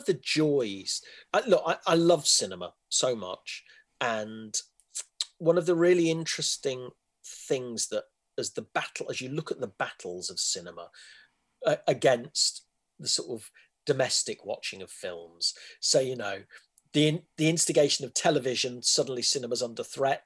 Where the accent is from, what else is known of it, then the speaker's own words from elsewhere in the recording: Leicester, East Midlands, United Kingdom; moved away as an adult; also born or lived in London; I grew up in Leicester